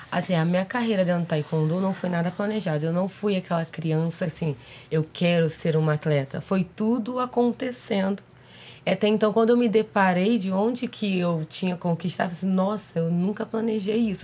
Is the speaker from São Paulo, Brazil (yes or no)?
no; Rio de Janeiro, Brazil; now in Rio Claro, Brazil; carioca, porém, mais tô Rio Clarense do que carioca.